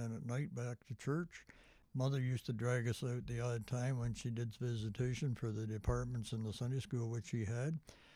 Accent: Toronto, Ontario, Canada; also born or lived in Scarborough; We grew up in the East End of Toronto

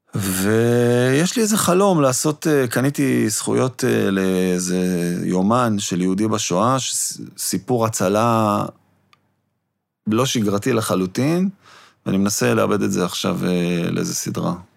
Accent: Jerusalem, Jerusalem District, Israel; את ליאור רז אני מכיר מירושלים, מהילדות שלי

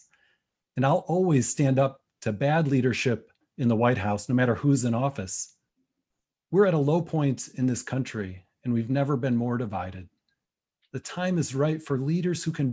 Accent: West Michigan, United States; I grew up in West Michigan and was raised in the Christian Reformed Church

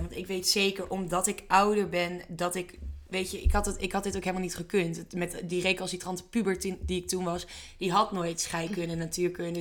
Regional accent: Drenthe, Netherlands; Wij komen zelf allebei uit Drenthe

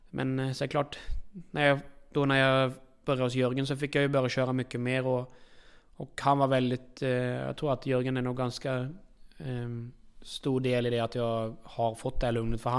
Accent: Norway; Eh, alltså det är klart att eh, hemma i Norge har jag ju familjen och så här

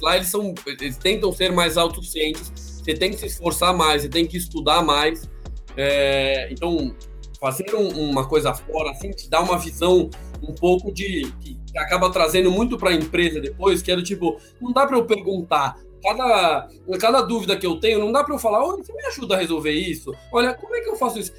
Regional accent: Brazil; como brasileiro

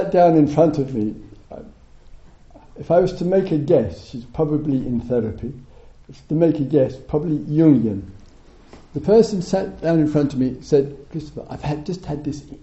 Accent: England, United Kingdom; we're English

